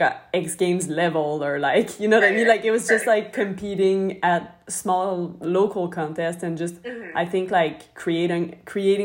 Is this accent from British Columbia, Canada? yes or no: no; Montreal, Quebec, Canada; I'm from Montreal, Canada